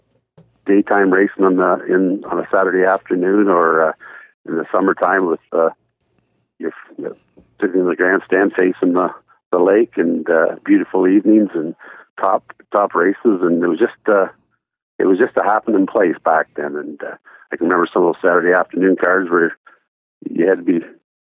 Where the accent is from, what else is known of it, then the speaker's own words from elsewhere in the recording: Owen Sound, Ontario, Canada; I grew up in Owen Sound, and my dad owned some horses